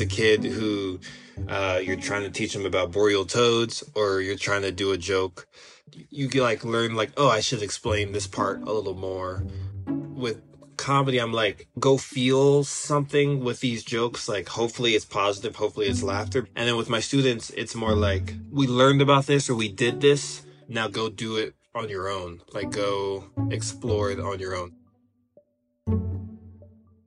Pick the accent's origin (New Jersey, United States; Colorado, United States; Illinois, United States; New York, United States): Colorado, United States; Denver; I am from Denver, Colorado, and I live in Denver, Colorado